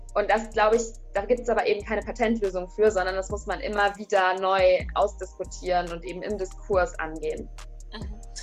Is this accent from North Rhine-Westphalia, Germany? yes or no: yes; near Bielefeld, North Rhine-Westphalia, Germany; moved away as an adult; also born or lived in Dortmund; ich komme aus der Nähe von Bielefeld